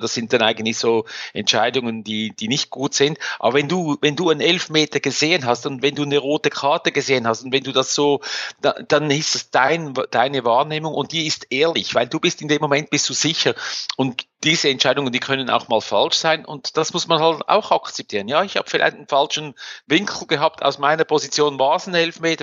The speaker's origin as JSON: {"language": "German", "country": "Switzerland"}